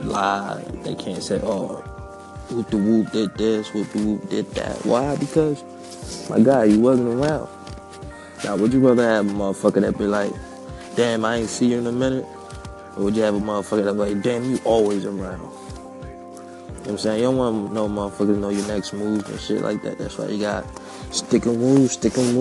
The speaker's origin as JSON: {"language": "English", "town": "Philadelphia", "region": "Pennsylvania", "country": "United States", "tie": "born or raised there", "said": "I was raised up in West Philly"}